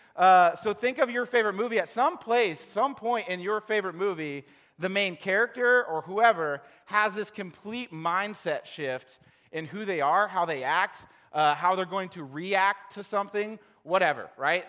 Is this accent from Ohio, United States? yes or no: yes; Ohio, United States; I'm from Ohio